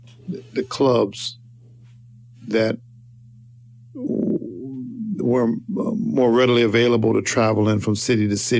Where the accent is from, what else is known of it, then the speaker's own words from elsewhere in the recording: Denver, Colorado, United States; moved away; also born or lived in Carthage, Missouri; Denver, where I got married, my hometown, my town I grew up in, hometown